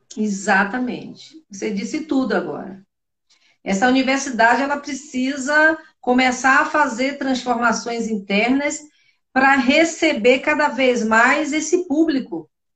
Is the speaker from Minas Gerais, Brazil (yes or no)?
no; Bahia, Brazil; eu sou baiana